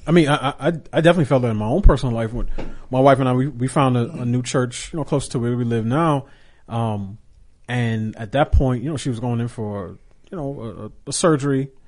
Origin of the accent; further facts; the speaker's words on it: New York, United States; as a kid growing up in New York and taking the subway